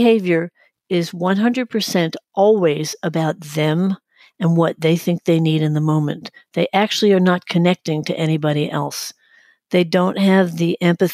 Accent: New York City, New York, United States; now in Florida, United States; I'm originally from Brooklyn, New York, and I identify as a New Yorker, although I am living in Florida

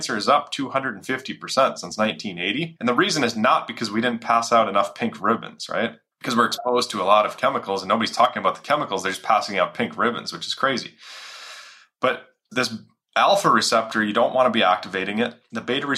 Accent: Minnesota, United States; it had 50 families in our area where I grew up in Minnesota

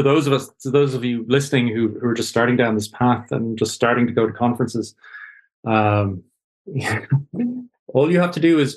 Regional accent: Ireland; I'm Irish.

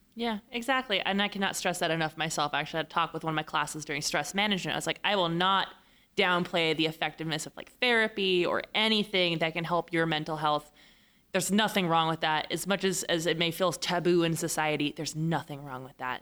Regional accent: Fresno, California, United States; now in San Diego, United States; I'm from Fresno.

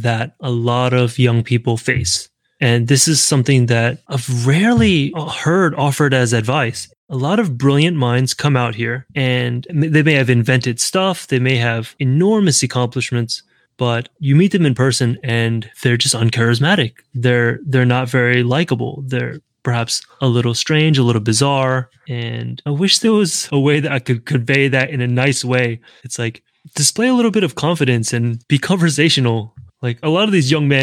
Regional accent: the South, United States; now in San Francisco, United States; I'm from the South

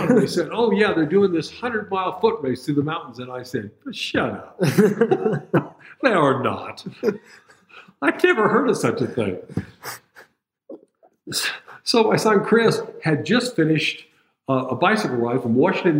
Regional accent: Turkey; also born or lived in Europe; I grew up in Europe mostly and in Turkey when I was a kid and going to high school and everything.

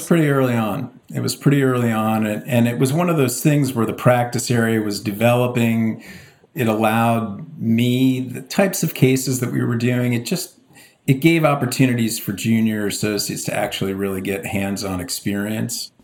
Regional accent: Palos Verdes, California, United States; moved away as an adult; also born or lived in Baltimore / San Diego / Boston; now in New York, United States; I grew up in the Los Angeles area in a quite idyllic place called Palos Verdes

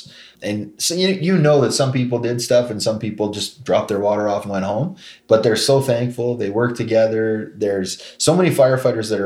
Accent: Canada; As a Canadian

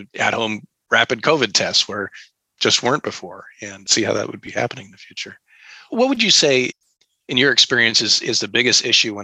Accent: Pacific Northwest, United States; I'd grown up in the Pacific Northwest

